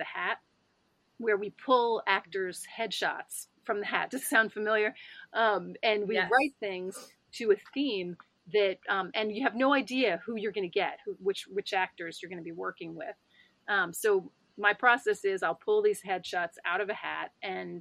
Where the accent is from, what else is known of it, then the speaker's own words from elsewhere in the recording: New York, United States; I'm a New Yorker who was here during 9/11